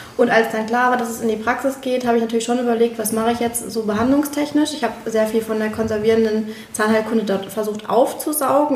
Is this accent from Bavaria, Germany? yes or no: no; Moers, North Rhine-Westphalia, Germany; also born or lived in Berlin; now in Leipzig, Germany; in meiner Heimat, ich komme ja ursprünglich aus Mörs.